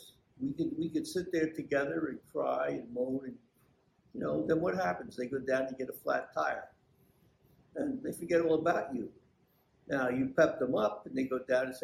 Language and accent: English; Belleville, New Jersey, United States; also born or lived in Newark, New Jersey; now in Nutley, United States; I was born in Newark and I lived there until I was not quite seven. I moved into Belleville at that point and got skipped from the second half of first grade into second grade. And continued all through school in Belleville